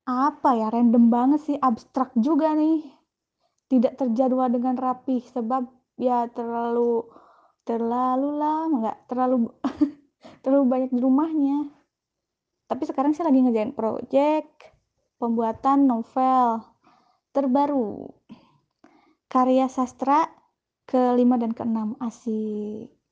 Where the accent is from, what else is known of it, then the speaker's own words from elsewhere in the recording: Ciamis, West Java, Indonesia; born there; Saya asli kelahiran dari Ciamis, Jawa Barat, Indonesia